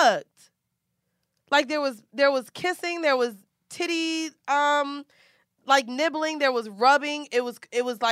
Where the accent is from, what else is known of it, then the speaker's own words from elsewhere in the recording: Orlando, Florida, United States; we don't say pillow like that in Orlando